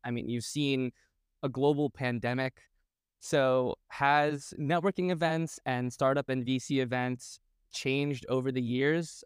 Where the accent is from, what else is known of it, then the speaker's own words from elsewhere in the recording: New York City, New York, United States; I was born and raised in New York City